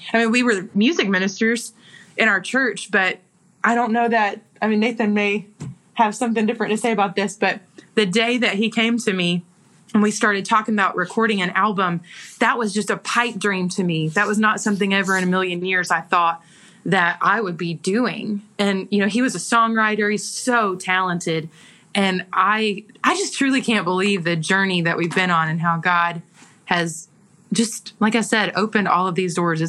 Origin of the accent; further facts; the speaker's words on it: the South, United States; accent: Southern; because my accent, my Southern accent, was ridiculously strong.